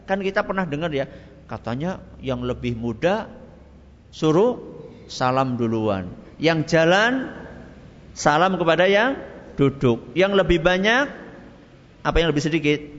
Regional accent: Java, Indonesia; Tapi kalau umumnya orang, apalagi kita orang Jawa

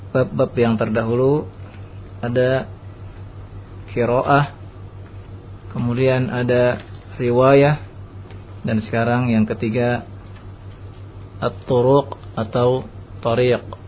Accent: Indonesia; negeri kita Indonesia

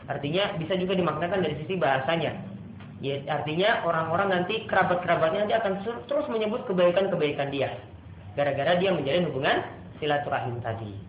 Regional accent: Ambon, Maluku, Indonesia; Namun kalau di beberapa tempat seperti dari saya Ambon, ya, itu ada tuasikan di belakangnya

